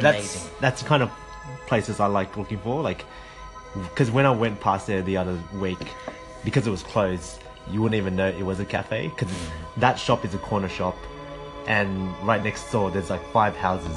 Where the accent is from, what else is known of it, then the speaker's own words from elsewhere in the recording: Melbourne, Victoria, Australia; moved away as an adult; now in Japan; I love Melbourne, you know, that's my hometown